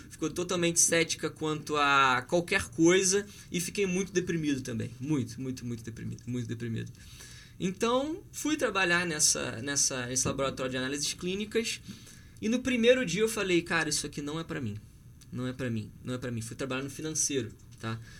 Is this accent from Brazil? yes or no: yes; Petrópolis, Rio de Janeiro, Brazil; eu sou de Petrópolis